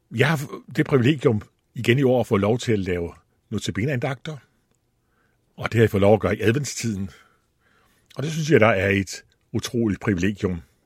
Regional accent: Allingåbro, Central Denmark Region, Denmark; moved away; also born or lived in Copenhagen; så stammer jeg fra Djursland, fra en by, der hedder Alingobro. Der var jeg vokset op

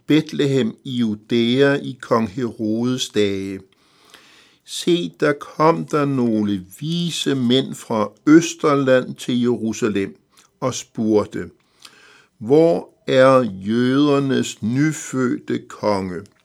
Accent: Denmark

